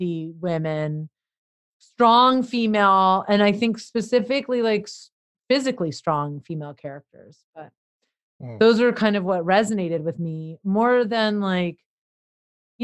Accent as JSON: {"language": "English", "town": "Los Angeles", "region": "California", "country": "United States", "tie": "born or raised there", "said": "I grew up in Los Angeles"}